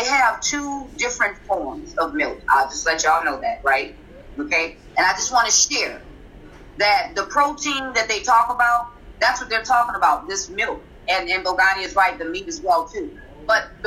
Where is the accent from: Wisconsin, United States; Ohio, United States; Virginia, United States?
Wisconsin, United States; Milwaukee; I'm from Milwaukee, Wisconsin